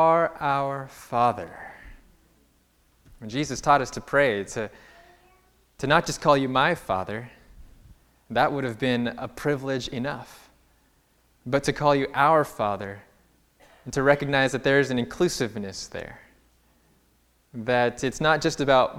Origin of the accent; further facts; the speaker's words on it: California, United States; also born or lived in Berrien Springs, Michigan; I'm from California